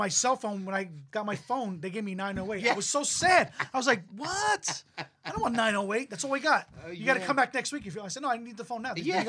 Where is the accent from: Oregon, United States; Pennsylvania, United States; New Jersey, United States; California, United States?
New Jersey, United States; Toms River; when I first moved to Tom's River when I was like 5 years old.